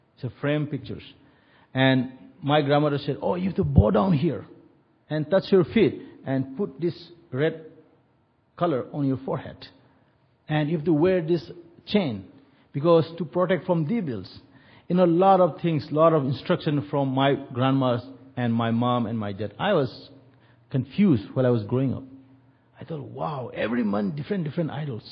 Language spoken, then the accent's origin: English; India; moved away; we are from India